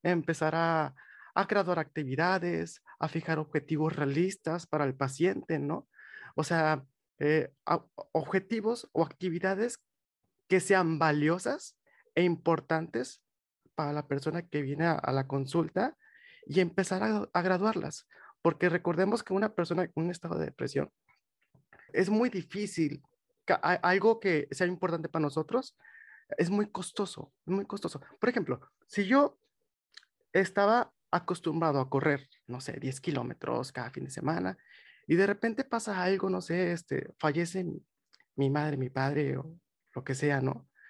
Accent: Monterrey, Nuevo León, Mexico; soy de Monterrey, tengo 25 años

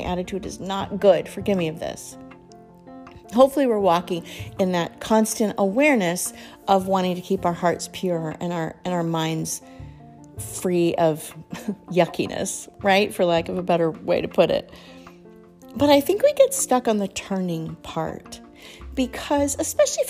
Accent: Colorado, United States; I grew up in Colorado, not in the mountains, but kind of close to the foothills.

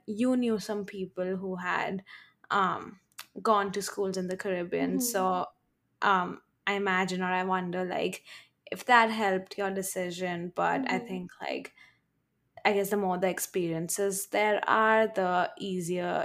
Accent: India; moved away as an adult; also born or lived in Minnesota; growing up in India

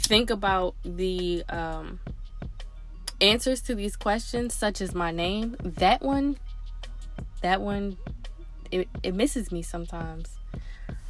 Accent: Newport News, Virginia, United States; moved away as an adult; also born or lived in Baltimore, Maryland / Raleigh, North Carolina; now in Prince George's County, Maryland, United States; And then I moved to Newport News, Virginia

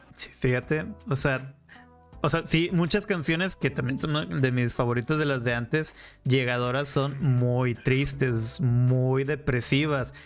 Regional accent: Monterrey, Nuevo León, Mexico; yo nací en Monterrey

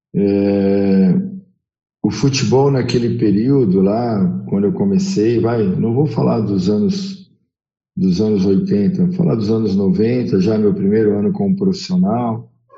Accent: São Paulo, Brazil; sou paulistano

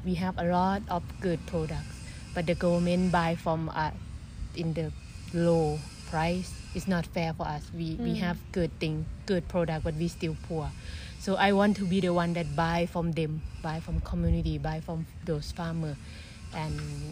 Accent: Thailand; moved away as an adult; now in Hawaii, United States; I'm from Thailand

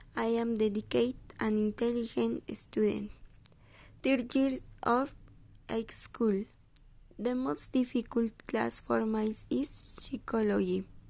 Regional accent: Mexico City, Mexico; English is a second language; now in San Pablito, Mexico; I was born on December 10, 2005, in Mexico City. I currently live in San Pablito

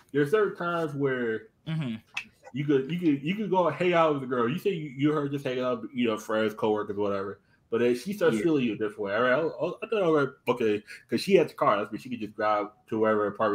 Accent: Stamford, Connecticut, United States; my hometown, Stanford

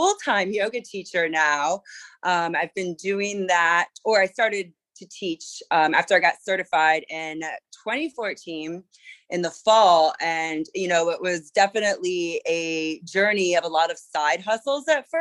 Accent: Charleston, South Carolina, United States; moved away as an adult; also born or lived in East Coast; now in San Francisco, United States; I moved from Charleston, South Carolina, grew up on the East Coast, to San Francisco.

